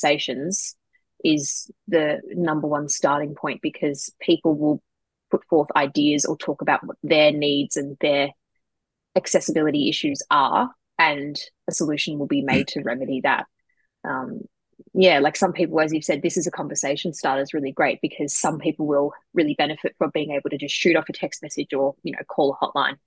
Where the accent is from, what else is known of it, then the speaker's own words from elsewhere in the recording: South Gippsland, Victoria, Australia; I'm from South Gippsland